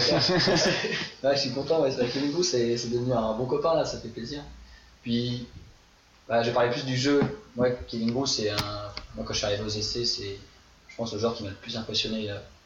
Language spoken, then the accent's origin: French; France; moved away as an adult; also born or lived in Pornichet; je viens de France